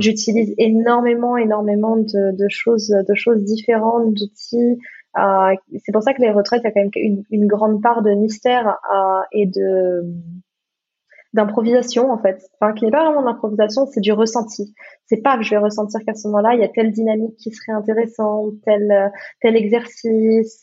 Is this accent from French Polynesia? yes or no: no; Gabon; l'iboga, qui est la médecine de mon, de mon pays, parce que je suis née, je suis née au Gabon